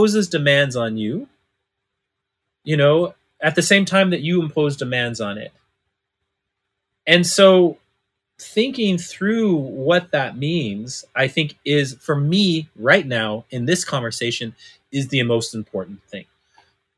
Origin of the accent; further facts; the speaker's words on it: Northern California, United States; I was adopted by white folks when I was 6 months old, right? And I was raised in Northern California, you know, small mountain town